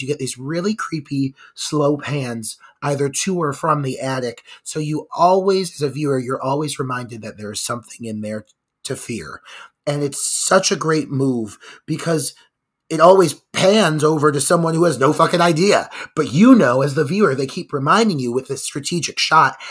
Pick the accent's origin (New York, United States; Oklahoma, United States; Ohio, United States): Ohio, United States; Cleveland; my hometown of Cleveland, Ohio.